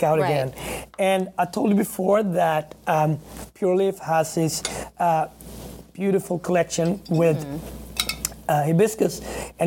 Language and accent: English; Sweden; also born or lived in Harlem, New York; now in New York, United States; I grew up in Sweden with my grandmother